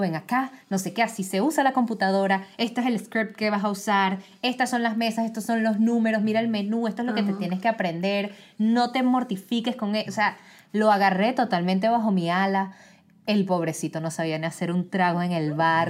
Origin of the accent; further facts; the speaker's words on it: Venezuela; now in United States; De Venezuela